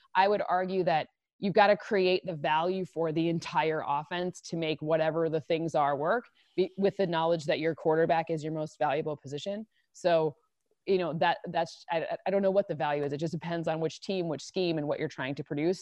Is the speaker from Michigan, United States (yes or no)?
yes; Michigan, United States; moved away; I'm originally from Michigan